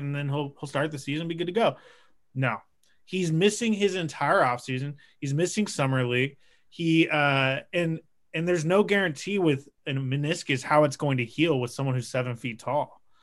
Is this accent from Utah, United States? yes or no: no; Portland, Oregon, United States; I'm from Portland, Oregon.